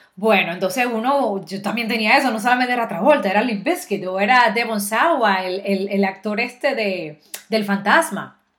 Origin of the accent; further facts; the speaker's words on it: Dominican Republic; also born or lived in Miami; now in Florida, United States; como tú eres dominicana, tú no puedes dominar un acento neutro